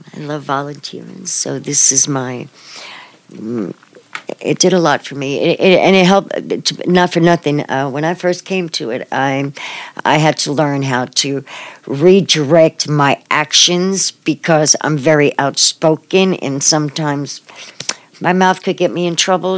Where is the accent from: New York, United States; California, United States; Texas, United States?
New York, United States; New York City; moved away as an adult; now in Manhattan, Kansas, United States; I'm from Brooklyn, New York, um, I've lived here in Manhattan since 2007